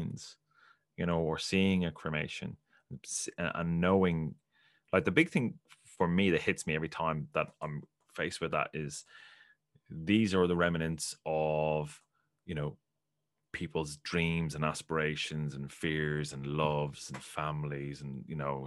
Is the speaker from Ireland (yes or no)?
yes; Ireland; I'm from Ireland